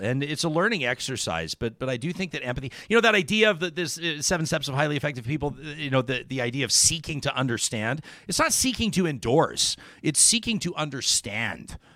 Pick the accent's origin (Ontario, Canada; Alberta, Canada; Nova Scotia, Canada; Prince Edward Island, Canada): Alberta, Canada; moved away as an adult; also born or lived in British Columbia; I was born and raised in Alberta